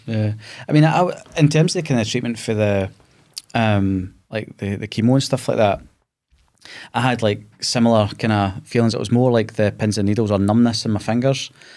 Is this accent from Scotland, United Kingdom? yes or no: yes; Scotland, United Kingdom; being Scottish